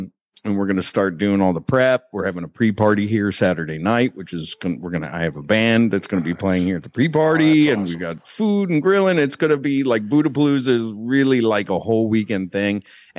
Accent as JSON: {"language": "English", "region": "Virginia", "country": "United States", "tie": "born or raised there", "said": "but I grew up in Northern Virginia, right, and Baltimore Orioles was my baseball team growing up"}